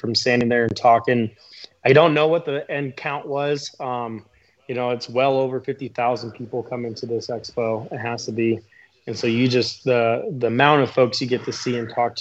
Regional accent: Seattle, Washington, United States; I'm from Seattle

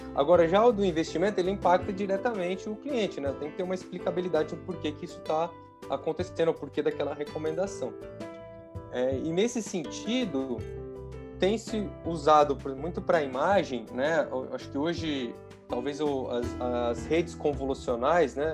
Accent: interior of São Paulo, Brazil; eu sou do interior de São Paulo

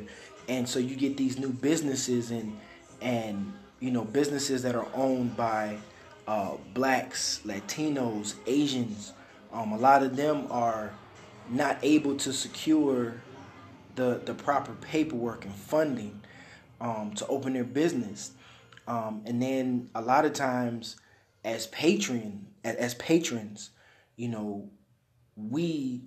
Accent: Detroit, Michigan, United States; I'm from Detroit, so I grew up listening to my grandmother

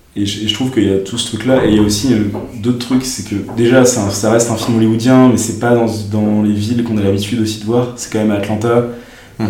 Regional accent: France; nous, en tant que Français

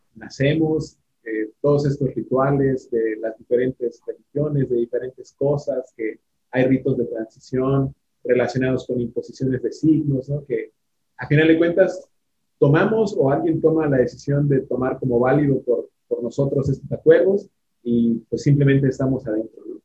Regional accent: Cancún, Quintana Roo, Mexico; yo crecí en Cancún

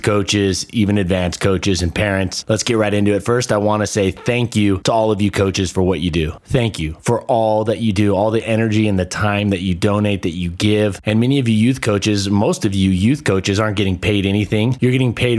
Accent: Southern California, United States; moved away as an adult; now in Boise, United States; I grew up in Southern California

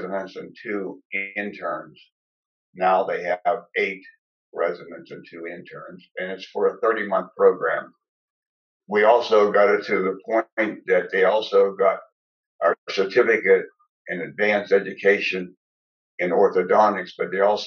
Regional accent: Greensburg, Pennsylvania, United States; my hometown

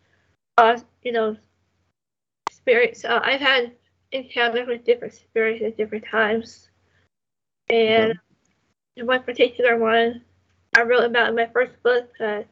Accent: Southern California, United States; I was born and raised here, Southern California

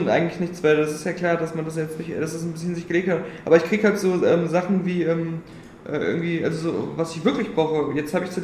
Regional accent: Cologne, North Rhine-Westphalia, Germany; wüsste ich aber als Kölner

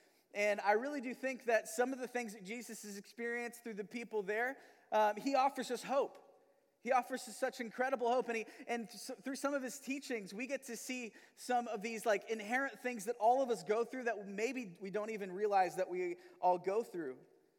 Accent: Manila, Metro Manila, Philippines; moved away; also born or lived in Missouri; and me and my family have lived in Missouri the last 15 years, but I'm not originally from Missouri. I was actually born and raised in Manila, Philippines.

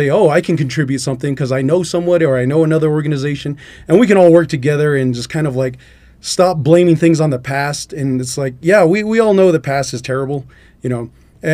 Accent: Albuquerque, New Mexico, United States; now in Klagetoh, United States; originally I'm from Albuquerque, but I'm out in Klagetoh because my mother, that's where she's from

